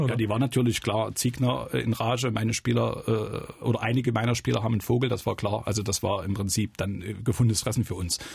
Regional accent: Zwickau, Saxony, Germany; bin gebürtiger Zwickauer

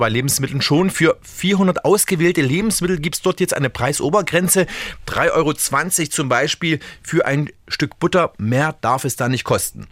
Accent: Germany; hier bei uns in Deutschland

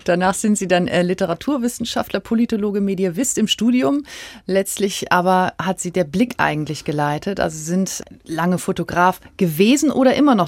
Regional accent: Quickborn area, Schleswig-Holstein, Germany; Ich komme aus der Gegend

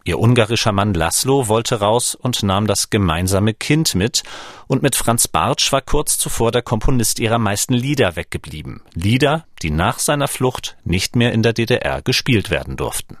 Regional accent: Schleswig-Holstein, Germany; now in Leipzig, Germany; seit siebzehn Jahren Leipziger, geboren neunzehnhundertvierundachtzig in Schleswig-Holstein.

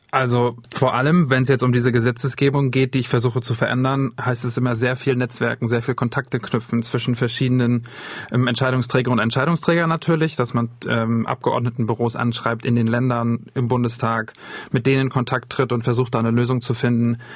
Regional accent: Wismar, Mecklenburg-Vorpommern, Germany; moved away; also born or lived in Sweden; in Wismar geendet, wo ich herkomme

